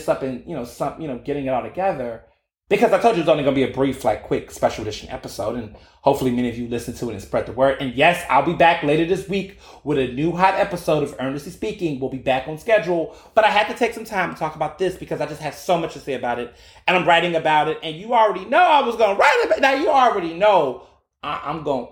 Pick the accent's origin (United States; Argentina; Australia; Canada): United States; Midwest; They from the South, then came to the Midwest